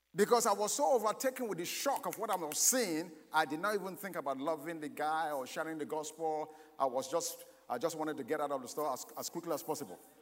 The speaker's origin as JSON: {"language": "English", "country": "Nigeria", "tie": "born or raised there", "moved": "yes", "said": "I was born in Nigeria, but I've lived here for a while"}